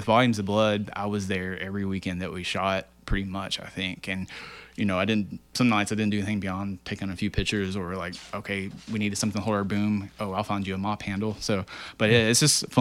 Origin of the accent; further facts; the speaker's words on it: Muhlenberg County, Kentucky, United States; I grew up in Muhlenberg County